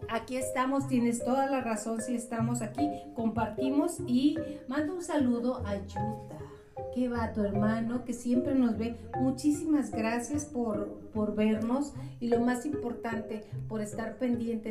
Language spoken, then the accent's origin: Spanish; Mexico; como mexicanos